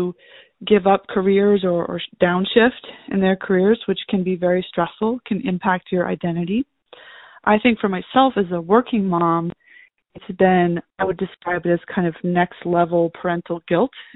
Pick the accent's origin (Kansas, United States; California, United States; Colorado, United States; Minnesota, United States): California, United States; just outside of Los Angeles; I was raised just outside of Los Angeles